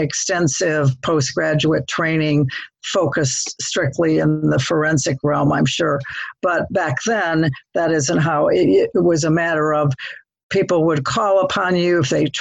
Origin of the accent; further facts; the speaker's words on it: Toledo, Ohio, United States; moved away as an adult; also born or lived in Dayton, Ohio / Hilton Head / Zambia; now in The Villages, United States; I was raised in Toledo, Ohio